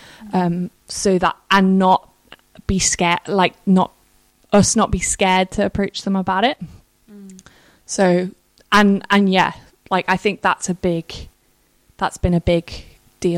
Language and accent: English; the Wirral, North West England, United Kingdom; moved away as an adult; also born or lived in South Africa / Kingston; Grew up going to a church on the Wirral called Life Church